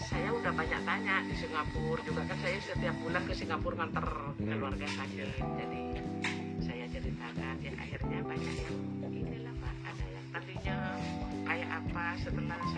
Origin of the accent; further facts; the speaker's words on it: East Java, Indonesia; first language Madurese; Indonesian is a second language; sangat kaku saya bahasa Indonesia karena satu di rumah itu pak nggak pernah pakai bahasa Madura